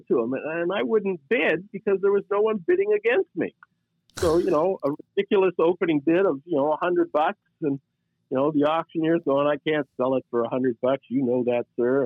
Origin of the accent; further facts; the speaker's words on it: Canada; I'm Canadian